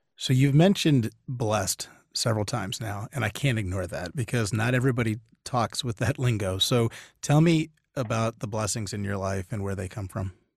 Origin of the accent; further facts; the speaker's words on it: Northern Virginia, United States; now in Austin, United States; I'm originally from Northern Virginia